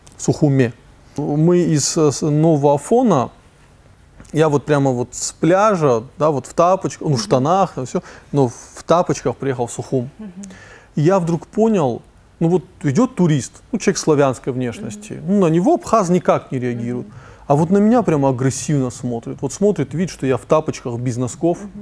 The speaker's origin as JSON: {"language": "Russian", "region": "North Ossetia–Alania", "country": "Russia", "also_born_or_lived": "Moscow", "said": "Из Осетии"}